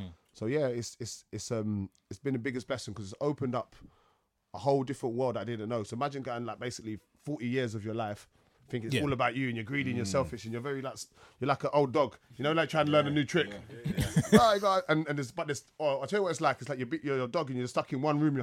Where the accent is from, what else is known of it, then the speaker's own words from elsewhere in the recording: London, United Kingdom; I came from Peckham. Yeah, yeah. I went to school in Dulwich, Kingsdale